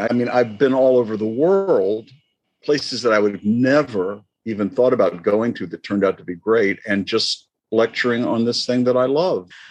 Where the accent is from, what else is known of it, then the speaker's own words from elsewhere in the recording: Florida, United States; I grew up in Florida